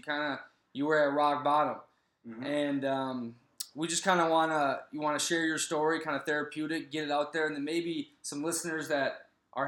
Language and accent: English; Prior Lake, Minnesota, United States; moved away; back in the United States of America, in my hometown, Prior Lake.